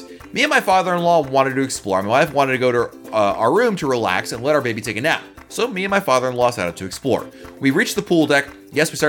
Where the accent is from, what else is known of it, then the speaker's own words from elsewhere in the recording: Northeast, United States; moved away; I grew up in the Northeast.